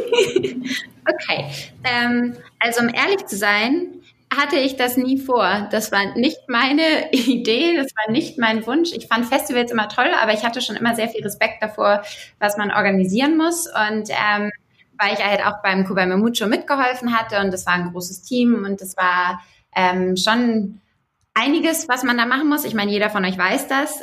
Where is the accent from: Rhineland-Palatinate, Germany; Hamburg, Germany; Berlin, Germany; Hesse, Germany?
Hamburg, Germany; now in Augsburg, Germany; ich bin ursprünglich aus Hamburg, aber lebe in Augsburg